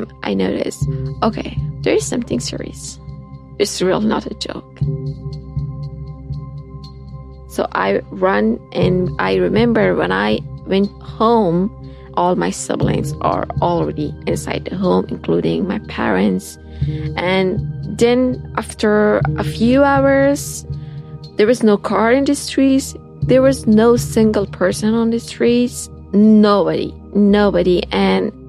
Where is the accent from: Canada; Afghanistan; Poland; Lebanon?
Afghanistan; moved away as an adult